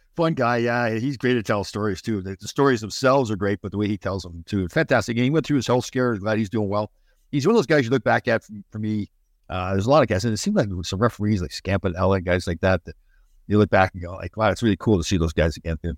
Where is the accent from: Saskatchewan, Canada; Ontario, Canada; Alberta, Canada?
Ontario, Canada; Brampton; I grew up in Brampton.